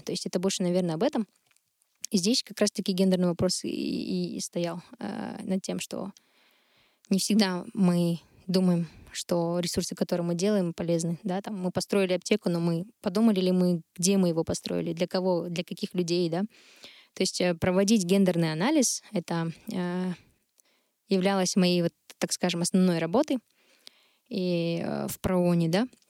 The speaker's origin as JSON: {"language": "Russian", "region": "Shymkent", "country": "Kazakhstan", "tie": "born or raised there", "said": "я там родом из Шымкента, родилась и выросла в этом городе"}